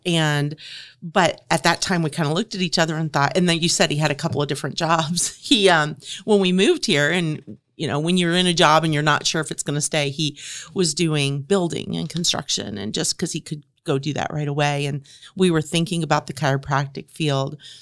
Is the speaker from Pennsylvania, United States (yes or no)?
no; Louisville, Kentucky, United States; also born or lived in Dallas, Texas / Salt Lake City, Utah / Indiana; now in Grant County, Indiana, United States; I'm from Louisville, Kentucky